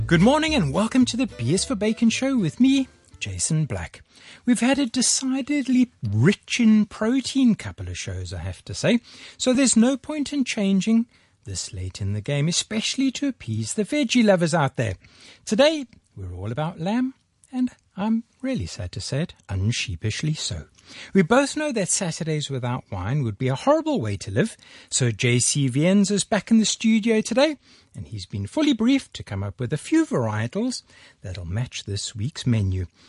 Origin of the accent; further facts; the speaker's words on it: Durban, KwaZulu-Natal, South Africa; now in Hong Kong; my hometown of Durban